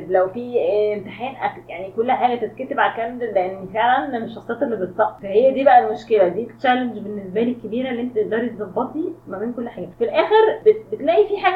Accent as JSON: {"language": "Arabic", "country": "Egypt"}